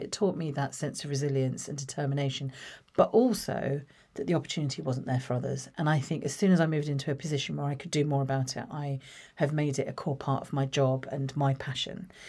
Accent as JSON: {"language": "English", "town": "Watford", "region": "East of England", "country": "United Kingdom", "tie": "born or raised there", "said": "I grew up in Watford, uh, born in Watford"}